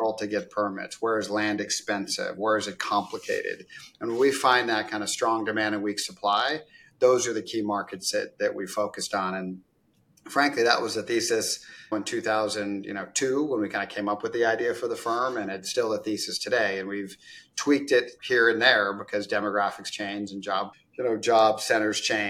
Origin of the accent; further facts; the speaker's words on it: Isla Vista, California, United States; also born or lived in Eugene, Oregon / Orange County, California; I grew up from California originally, and I grew up in California in Isla Vista near UCSB. And then in Eugene, Oregon. So I kind of went back and forth